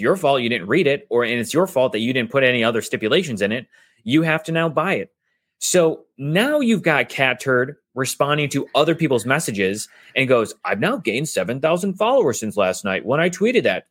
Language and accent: English; United States; I was born here in the United States